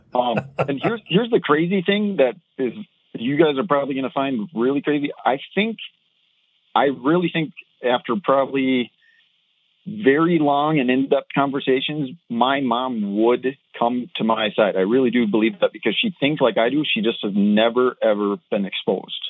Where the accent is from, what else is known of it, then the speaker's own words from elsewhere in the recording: Minnesota, United States; accent: thick Minnesota; I'm told by other Minnesotans that I have a very thick accent